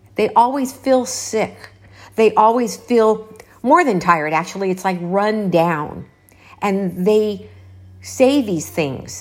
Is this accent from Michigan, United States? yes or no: no; Los Angeles, California, United States; moved away; I am from Los Angeles